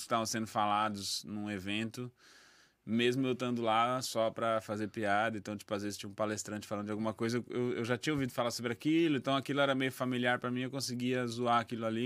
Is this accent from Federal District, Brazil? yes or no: no; Recife, Pernambuco, Brazil; moved away; also born or lived in São Paulo / Presidente Epitácio / Campo Grande; Então eu não nasci em Recife, mas eu passei 15 anos em Recife, quase 16 anos em Recife